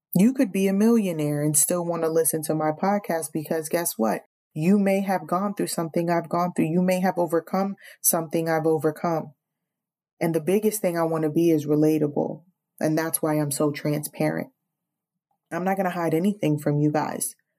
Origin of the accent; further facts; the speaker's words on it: New York City, New York, United States; now in Virginia, United States; I'm from New York City